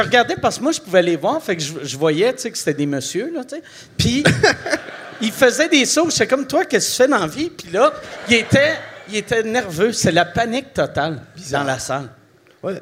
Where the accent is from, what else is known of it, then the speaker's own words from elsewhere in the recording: Quebec City, Quebec, Canada; also born or lived in Montreal; je viens de la ville de Québec. Aussitôt que je, suis arrivé à Montréal, c'était pour faire l'humour. Et euh, j'avais 19 ans